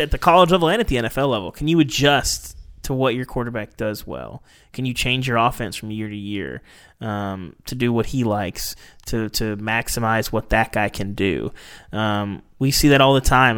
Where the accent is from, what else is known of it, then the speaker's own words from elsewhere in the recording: Arkansas, United States; Growing up in Arkansas